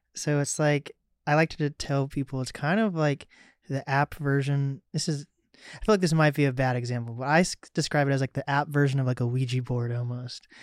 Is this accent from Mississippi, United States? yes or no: no; Mercer Island, Washington, United States; I grew up on Mercer Island